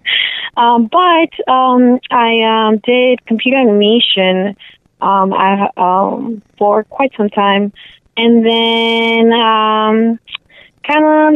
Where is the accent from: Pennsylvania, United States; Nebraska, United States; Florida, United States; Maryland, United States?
Florida, United States; Miami; moved away as an adult; also born or lived in Venezuela / Charlotte; now in Orlando, United States; I've lived in Miami from the age of 9 to at least 25